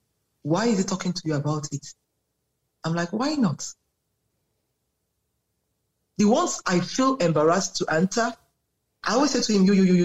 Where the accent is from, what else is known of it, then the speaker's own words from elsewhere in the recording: Nigeria; I'm proudly Nigerian. I'm very Nigerian